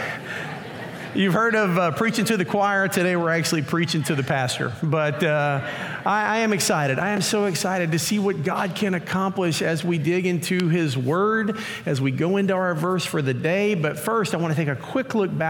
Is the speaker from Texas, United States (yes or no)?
yes; Pearland, Texas, United States; I grew up in the Pearland area, went to Pearland schools